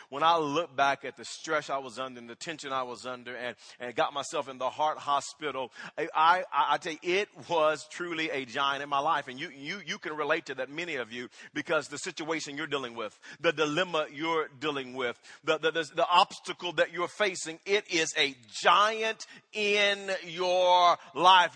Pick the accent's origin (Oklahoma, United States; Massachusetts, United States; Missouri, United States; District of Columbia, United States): Oklahoma, United States; Wewoka; moved away; When I was growing up in Wewoka, Oklahoma, I had an older brother